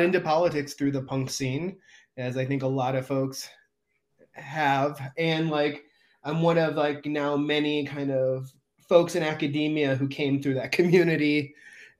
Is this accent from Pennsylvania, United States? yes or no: no; San Diego, California, United States; I grew up in San Diego